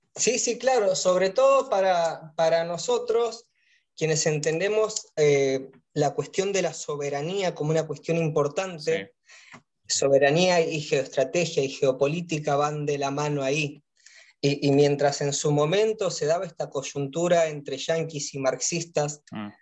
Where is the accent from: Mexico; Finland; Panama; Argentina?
Argentina; Los argentinos tenemos razón